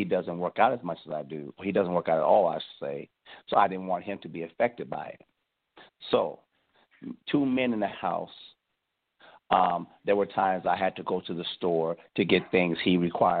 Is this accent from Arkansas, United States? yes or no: no; Cleveland, Ohio, United States; moved away; also born or lived in the South (US); Well, first of all, I'm from Cleveland. I'm not from the South.